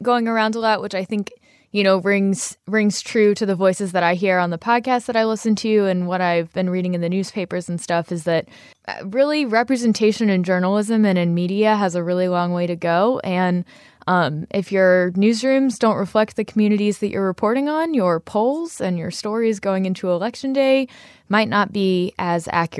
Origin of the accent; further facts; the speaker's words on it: Virginia, United States; I grew up in Fluvanna County